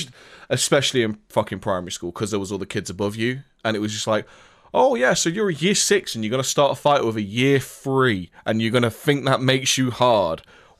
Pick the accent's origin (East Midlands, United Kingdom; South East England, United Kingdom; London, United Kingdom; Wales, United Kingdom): East Midlands, United Kingdom; Nottingham; I'm from the Midlands, but Nottingham is literally smack bang on the border of what people would say is the north or the south.